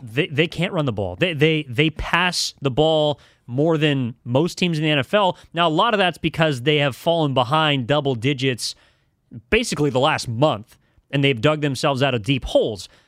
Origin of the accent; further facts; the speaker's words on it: El Cerrito, California, United States; I grew up in El Cerrito, went to Saint Mary's College High School